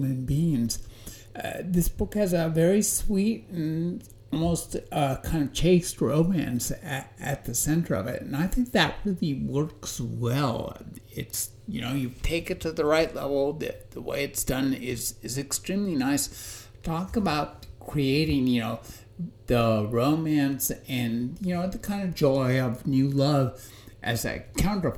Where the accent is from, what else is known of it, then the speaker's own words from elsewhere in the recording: Covina, California, United States; my hometown of Covina, California.